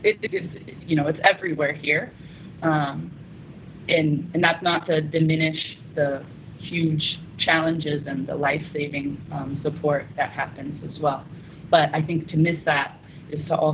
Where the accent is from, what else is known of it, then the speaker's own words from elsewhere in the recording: United States; now in South Sudan; you introduce yourself as an American